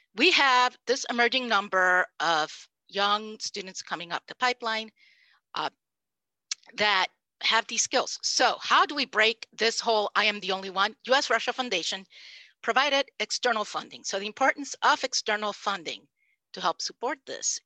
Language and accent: English; Puerto Rico; first language Spanish; English is a second language; I am Puerto Rican. My first language was Spanish.